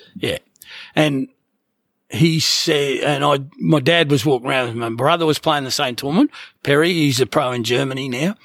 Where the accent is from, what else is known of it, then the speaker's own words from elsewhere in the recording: Gold Coast, Queensland, Australia; Gold Coast. it's still my hometown